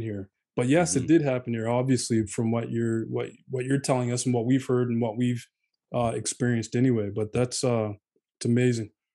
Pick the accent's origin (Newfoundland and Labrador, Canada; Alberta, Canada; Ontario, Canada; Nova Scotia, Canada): Nova Scotia, Canada; Halifax; me and Jay, we grew up in Halifax